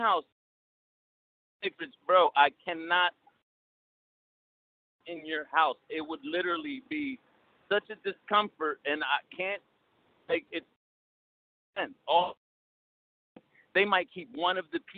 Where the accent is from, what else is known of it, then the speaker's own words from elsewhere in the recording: Trenton, New Jersey, United States; I'm from Trenton, New Jersey